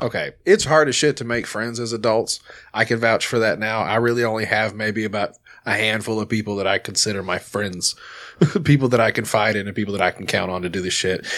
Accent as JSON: {"language": "English", "town": "Little Rock", "region": "Arkansas", "country": "United States", "said": "I'm from Little Rock. Like, we're a pretty mixed bag here"}